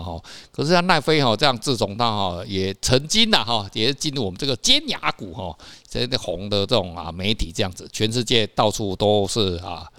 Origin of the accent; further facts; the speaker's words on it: Taiwan; 不是只有我们台湾人爱看啦